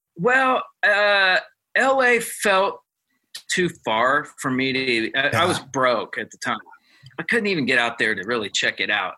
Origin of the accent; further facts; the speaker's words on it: Ohio, United States; I'm from Ohio, and I, that's part of my blood right there